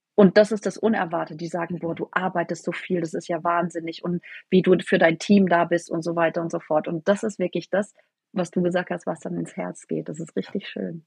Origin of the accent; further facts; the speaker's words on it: near Freiburg, Baden-Württemberg, Germany; Ich komme aus der Nähe von Freiburg